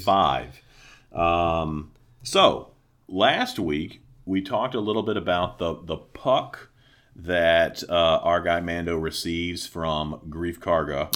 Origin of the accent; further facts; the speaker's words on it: the South, United States; moved away; growing up in the South